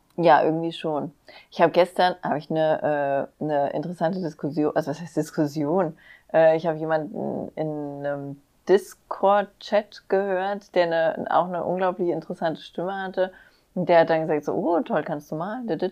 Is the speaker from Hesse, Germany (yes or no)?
yes; near Wixhausen, Hesse, Germany; also born or lived in Frankfurt; da, wo ich aufgewachsen bin, war Wixhausen in der Nähe